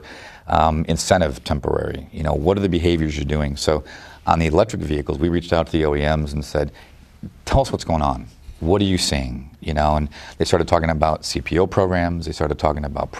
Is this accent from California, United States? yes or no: no; Detroit, Michigan, United States; growing up in Detroit